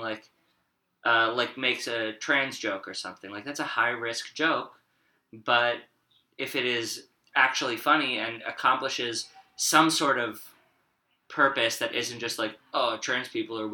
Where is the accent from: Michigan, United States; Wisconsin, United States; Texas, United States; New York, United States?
New York, United States; I'm Jewish and from New York